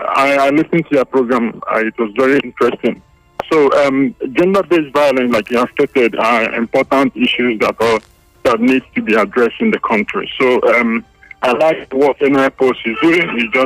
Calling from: Lugbe, Federal Capital Territory, Nigeria; I'm calling from Lugbe.

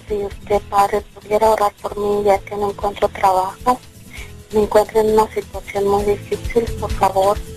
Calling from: Phoenix, Arizona, United States; les saludo desde acá, desde Phoenix, Arizona.

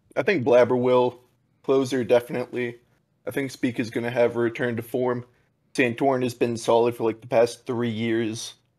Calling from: San Luis Obispo, California, United States; I'm calling from San Luis Obispo, California

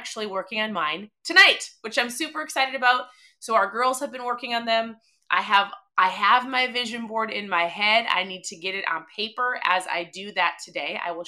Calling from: Minnesota, United States; I'm tuning in from Minnesota. It's probably negative 10. I don't even know. It feels like we live in Antarctica, which I feel like we do.

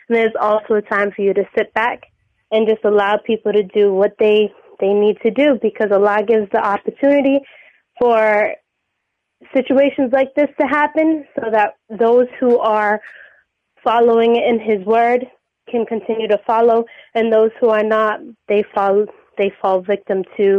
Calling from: New Bedford, Massachusetts, United States; I'm calling from New Bedford, Massachusetts, a very small town.

